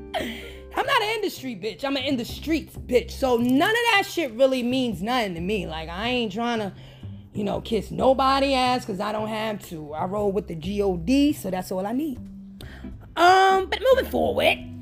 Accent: New York, United States; I'm from New York

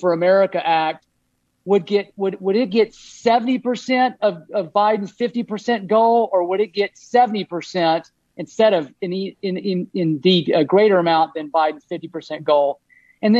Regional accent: Texas, United States; now in Hood River County, United States; I'm from Texas, and I my folks are still down there

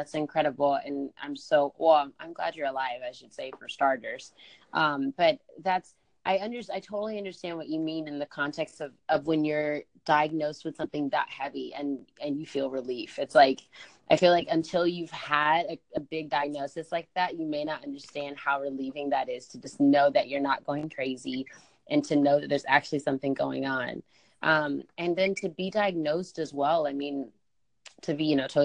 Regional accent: Georgia, United States; I'm from Georgia

